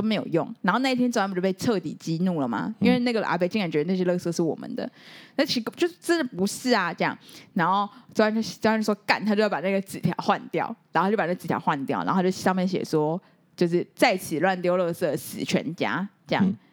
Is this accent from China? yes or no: no; Taiwan; 我们台湾人，就是还是有那种中国人的习性